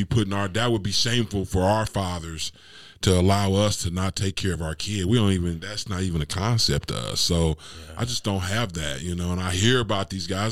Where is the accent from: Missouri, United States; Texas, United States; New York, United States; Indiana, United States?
Missouri, United States; Kansas City; born or raised there